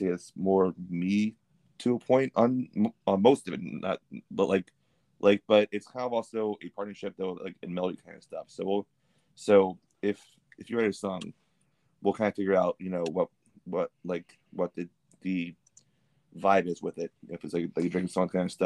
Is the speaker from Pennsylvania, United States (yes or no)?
yes; Pennsylvania, United States; moved away as an adult; now in Boston, United States; I'm from Pennsylvania originally.